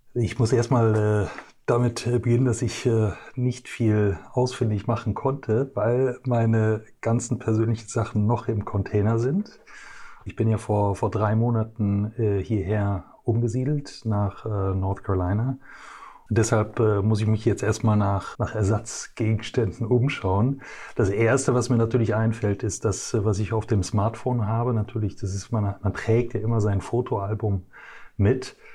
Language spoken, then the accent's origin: German; Brussels, Brussels-Capital Region, Belgium; moved away as an adult; ich bin äh, geboren und äh, aufgewachsen in Brüssel in äh, Belgien